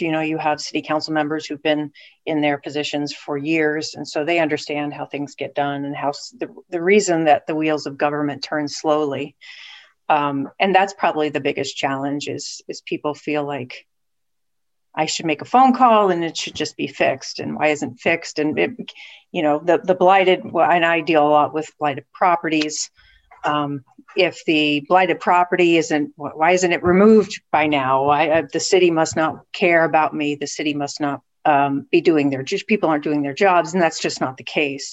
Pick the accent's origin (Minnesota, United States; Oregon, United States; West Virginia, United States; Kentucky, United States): West Virginia, United States; moved away as an adult; also born or lived in Southeast Michigan; now in Erie, United States; originally from West Virginia, where I, I received my undergraduate degree